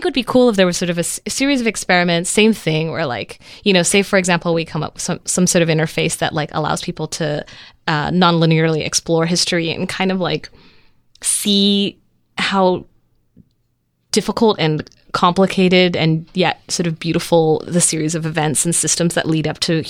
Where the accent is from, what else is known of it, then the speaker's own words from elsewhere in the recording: Netherlands; born there; They went to Germany. They went to Holland. I was born in Holland.